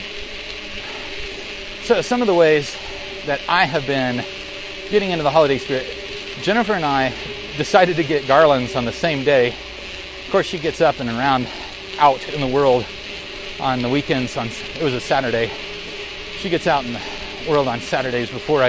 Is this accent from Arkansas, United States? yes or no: yes; Central Arkansas, United States; growing up in Central Arkansas